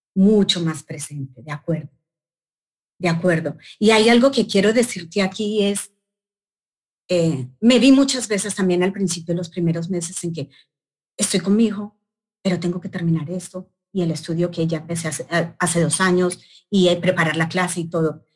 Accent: Colombia; moved away; en Bogotá, Colombia, en mi país

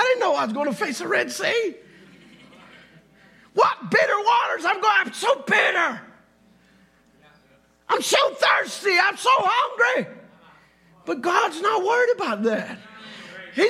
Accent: Louisiana, United States; I'm not from here. I'm from Louisiana.

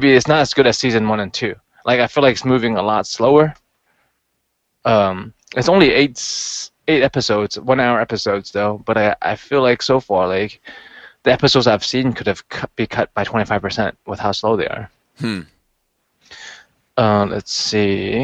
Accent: Hong Kong; now in United States; growing up in Hong Kong

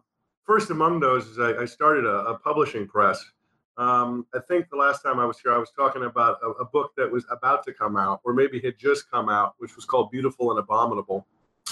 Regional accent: New York, United States; accent: New York; For those who do not know, I'm from New York. My accent is gone now, but when me and him start talking, it comes back real quick.

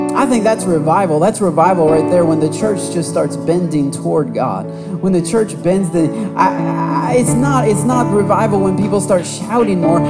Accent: Michigan, United States; now in Texas, United States; I'm from Michigan. We have a lot of tall oak trees, a lot of pine trees

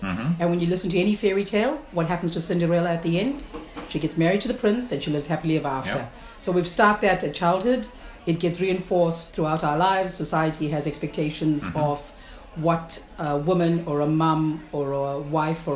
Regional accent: South Africa; moved away as an adult; now in Southland, New Zealand; originally I am from South Africa. Mm-hmm. I grew up there, went to uni

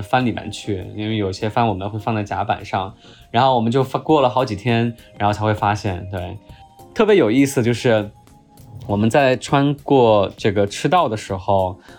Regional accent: Chongqing, China; 我作为一个重庆人啊，重庆夏天四十三度、四十四五度的这个高温，我们也受过

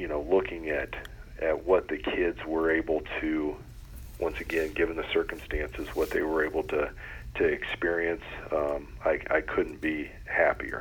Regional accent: Loudonville, Ohio, United States; I'm originally from Loudonville, so about 45 minutes northeast of here.

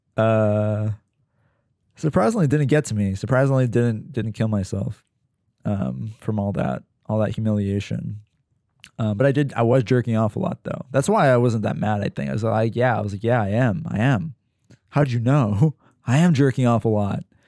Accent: Pennsylvania, United States; moved away; living at home, probably in, in, in, you know, bumblefuck Pennsylvania in my hometown

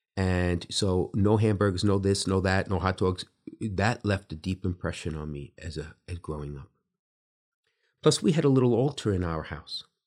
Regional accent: New York City, New York, United States; now in Bridgeport, United States; growing up in Brooklyn in the time that I did

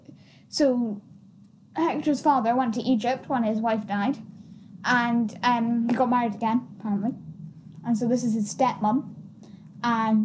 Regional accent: Scotland, United Kingdom; I am Scottish

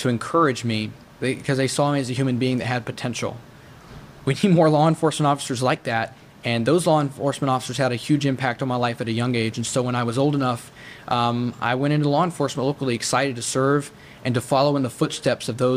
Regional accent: United States; As an American

